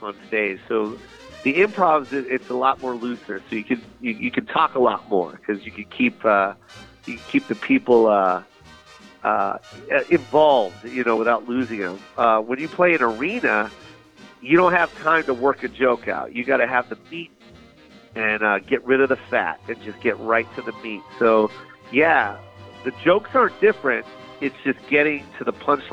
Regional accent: Seattle area, Washington, United States; That's my hometown

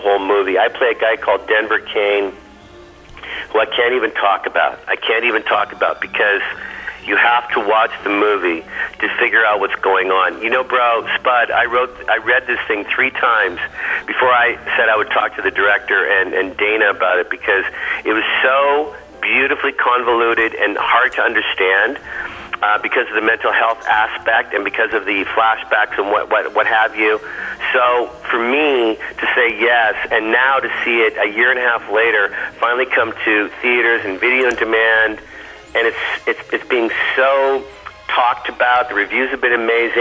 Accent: Canada; moved away; also born or lived in United States; I'm both Canadian first and then American

